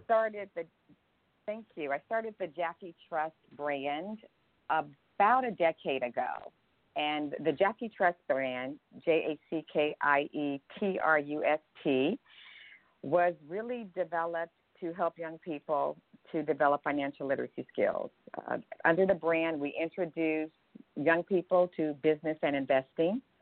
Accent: Berkeley, California, United States; moved away; I grew up in Berkeley, California, with a mom and dad and siblings in a modest household.

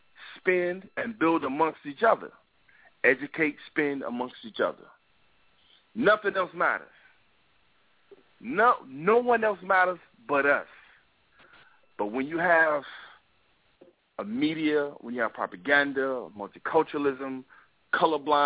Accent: New York, United States; accent: New York; my New York accent

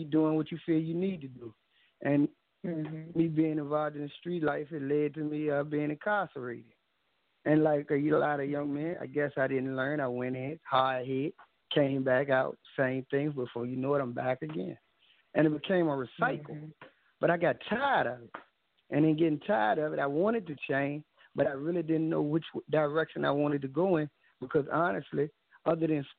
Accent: Richmond, Virginia, United States; growing up in Richmond is like growing up anywhere else. We take pride in being Richmonders

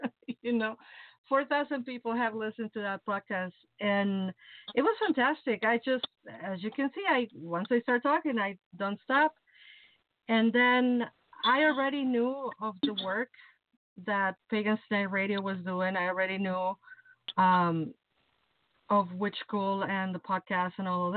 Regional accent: Mexico City, Mexico; moved away as an adult; now in Chicago, United States; I'm originally from Mexico City. I was born and raised in Mexico City. And I came to Chicago 20 years ago.

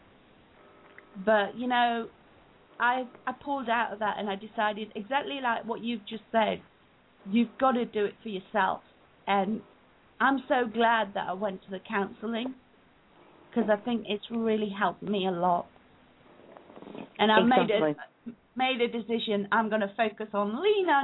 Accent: England, United Kingdom; also born or lived in Uganda; I was born in Uganda. We moved to England when I was 3 years old

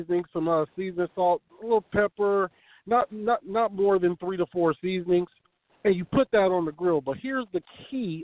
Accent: West Coast, United States; us fellas over here on the West Coast

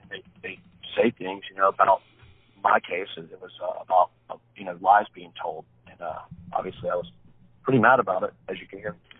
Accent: Wilmington, North Carolina, United States; also born or lived in Plant City, Florida; I was raised in Wilmington, North Carolina. That's where I'm from

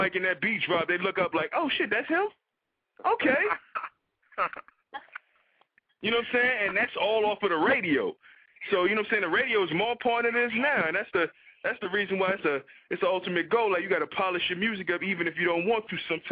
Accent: New York City, New York, United States; I'm from New York City

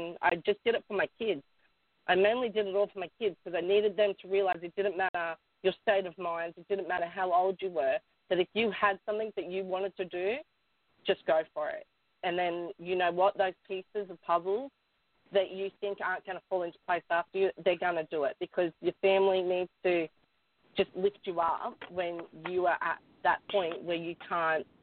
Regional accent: Newcastle, New South Wales, Australia; I was born and raised in Newcastle, the beautiful city, beautiful beaches and stuff

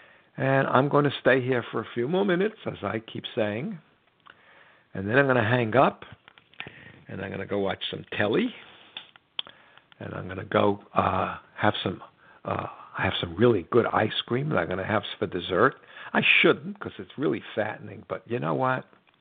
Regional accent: United States; I'm an American

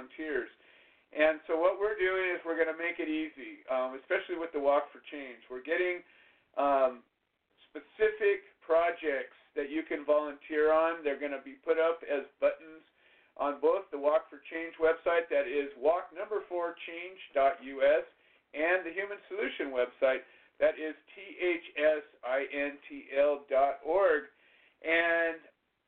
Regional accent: Orange County, California, United States; I grew up in Orange County. I know Orange County well

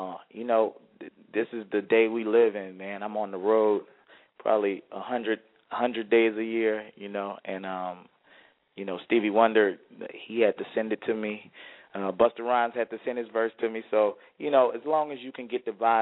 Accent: New Orleans, Louisiana, United States; I'm born and raised in New Orleans

